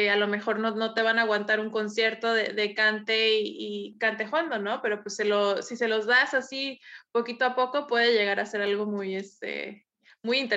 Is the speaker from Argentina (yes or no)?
no; Mexico; También como mexicanos, como, o sea, nosotros escuchamos nuestra música, ¿no?